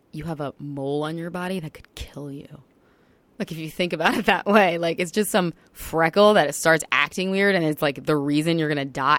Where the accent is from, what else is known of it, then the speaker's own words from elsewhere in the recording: Long Island, New York, United States; moved away as an adult; I came home to Long Island, which is my hometown.